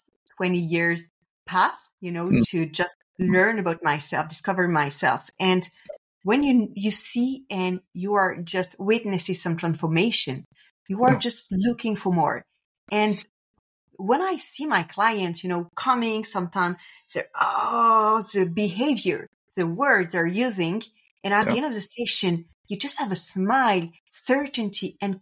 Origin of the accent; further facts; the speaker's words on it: France; English is a second language; I'm French, so apologize if I do any kind of mistakes or for my accent.